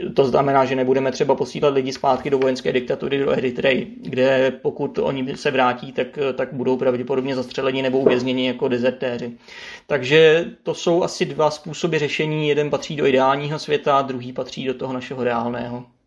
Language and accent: Czech; Czechia; my jsme Češi